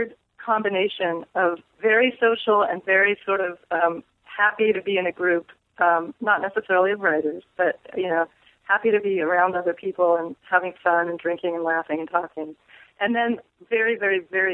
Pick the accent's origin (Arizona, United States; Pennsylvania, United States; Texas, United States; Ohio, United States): Arizona, United States; born or raised there; moved away; also born or lived in Berkeley, California / New York